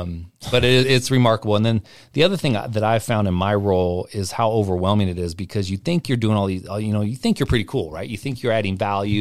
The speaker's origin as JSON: {"language": "English", "town": "Portland", "region": "Oregon", "country": "United States", "moved": "yes", "lives_now": "Spokane, United States", "said": "I'm from Portland"}